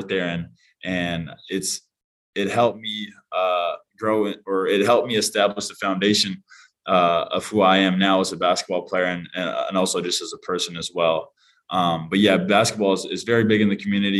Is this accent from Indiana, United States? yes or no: no; Utqiagvik, Alaska, United States; also born or lived in Portland / Austin, Texas; now in Oahu, Hawaii, United States; in a small town on the very top of Alaska, known as Utqiagvik, Alaska, which is a small village of around 4,500 people. And that's where I was born and raised